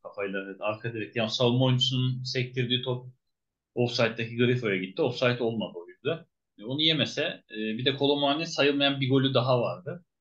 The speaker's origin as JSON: {"language": "Turkish", "country": "Turkey", "said": "bir Türk olarak"}